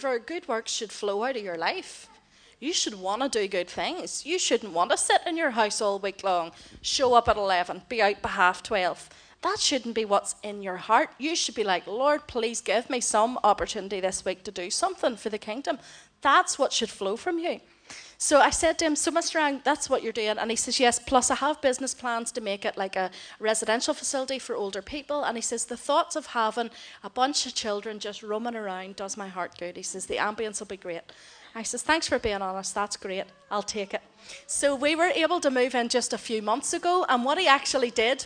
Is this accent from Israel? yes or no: no; Ireland; now in Philippines; I'm Irish